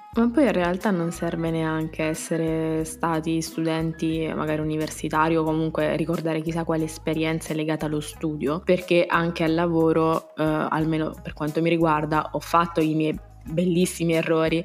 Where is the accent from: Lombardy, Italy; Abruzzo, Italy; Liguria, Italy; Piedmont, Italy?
Abruzzo, Italy; da abruzzese raddoppiamo tutto, abbondiamo